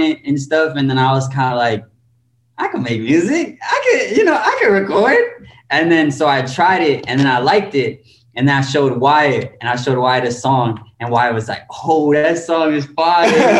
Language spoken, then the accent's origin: English; Miami Gardens, Florida, United States; I was born in Miami Gardens